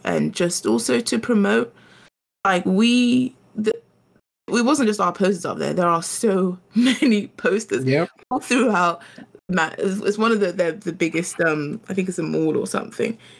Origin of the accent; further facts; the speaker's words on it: London, United Kingdom; also born or lived in Ghana; I'm a Londoner, but I'm also from Ghana.